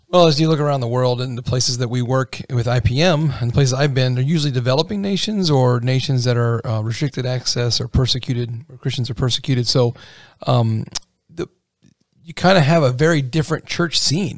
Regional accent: Pennsylvania, United States; now in Indiana, United States; I'm from Pennsylvania

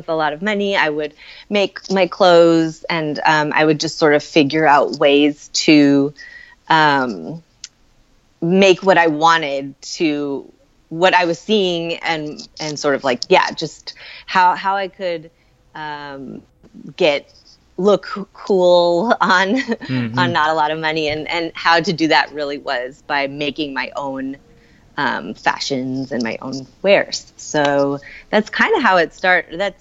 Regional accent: San Francisco, California, United States; now in Hudson Valley, New York, United States; I grew up in San Francisco, like the city proper

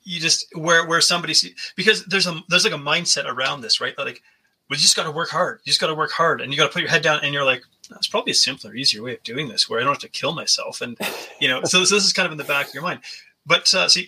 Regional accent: Canada; I'm Canadian. I grew up with like a winter where I live

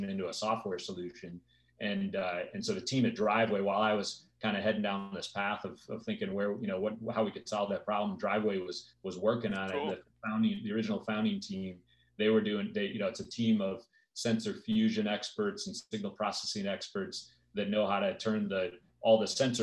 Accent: Detroit, Michigan, United States; moved away as an adult; now in Orange County, United States; I grew up in Detroit and then moved out to Orange County in 2000

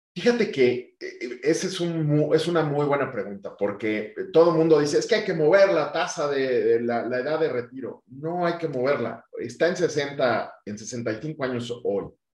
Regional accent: Mexico; yo quiero seguir aportando al sector financiero mexicano en mi país

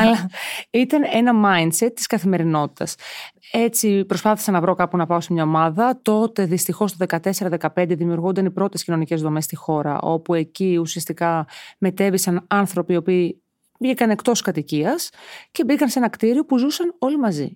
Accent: Piraeus, Attica, Greece; Μεγάλωσα στον Πειραιά στα Μανιάτικα

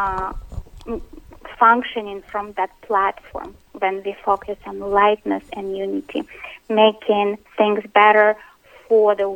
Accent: Russia; moved away; I was born in Russia

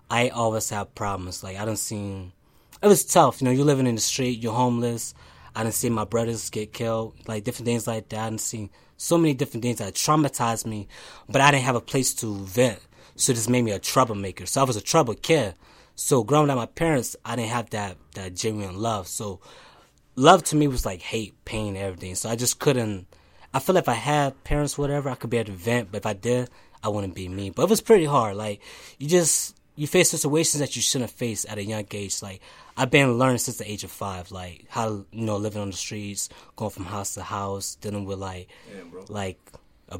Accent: Lancaster, Pennsylvania, United States; I was born in Lancaster.

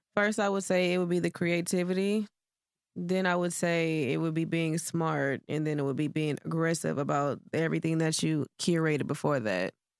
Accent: Houston, Texas, United States; also born or lived in Cleveland, Ohio; I left when I was ten and moved to Houston. So, from, like, fifth grade up to my adult years, it was Houston. So, I guess you would say I was raised here.

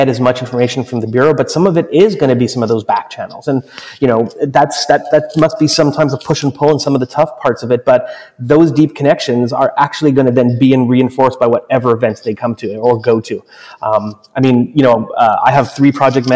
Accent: Montreal, Quebec, Canada; Montreal, my hometown

